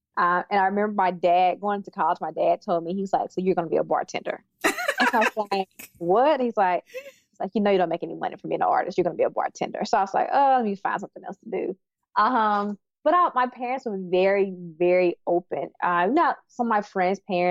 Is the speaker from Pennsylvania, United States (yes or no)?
no; Terry, Mississippi, United States; moved away as an adult; also born or lived in Silicon Valley; now in Austin, United States; I'm from Mississippi, from Terry, Mississippi, very small town.